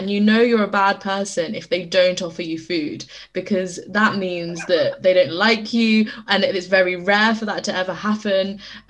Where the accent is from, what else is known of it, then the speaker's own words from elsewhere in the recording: United Kingdom; accent: British; my British accent